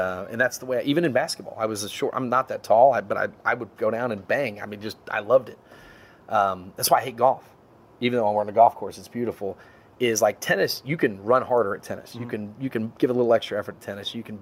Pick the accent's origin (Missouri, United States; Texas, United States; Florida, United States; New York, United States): Texas, United States; Trophy Club; moved away as an adult; also born or lived in Longview, Texas / California; now in Houston, United States; I'm from Dallas area, Trophy Club